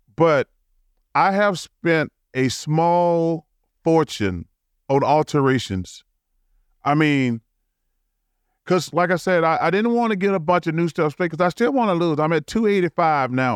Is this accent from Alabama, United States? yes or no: yes; Leeds, Alabama, United States; born or raised there; moved away